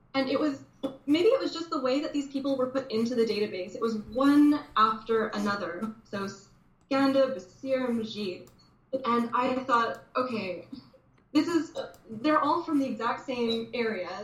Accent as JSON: {"language": "English", "town": "Dryden", "region": "Ontario", "country": "Canada", "tie": "born or raised there", "moved": "yes", "lives_now": "Toronto, Canada", "said": "growing up in Dryden, you know, you have to understand what a small town this is"}